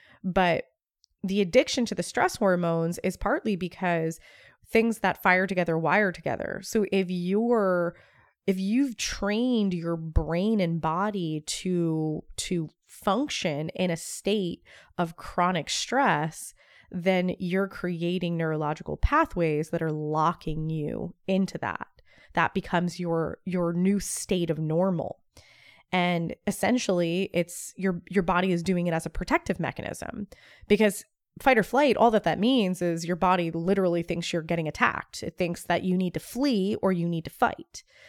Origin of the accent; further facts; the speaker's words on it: Northeast, United States; I came from the Northeast, so New York, New Jersey, even Philly.